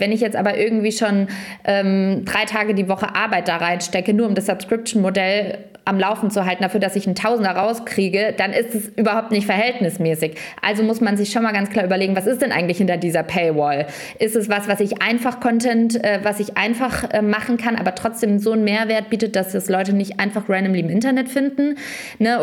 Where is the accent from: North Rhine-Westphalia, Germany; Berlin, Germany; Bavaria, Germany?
Bavaria, Germany; Lower Franconia; unter Franken, wo ich herkomme